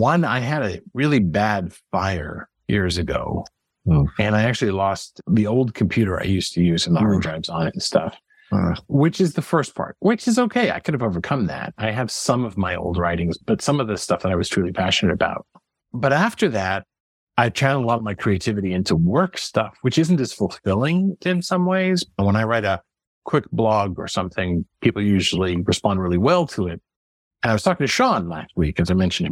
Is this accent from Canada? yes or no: yes; Montreal, Quebec, Canada; moved away; also born or lived in Massachusetts; I was born in Montreal.